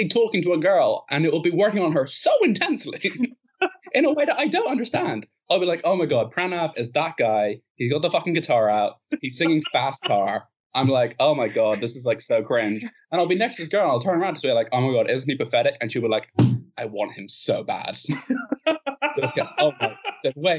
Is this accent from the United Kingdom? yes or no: no; Ireland; we're Irish.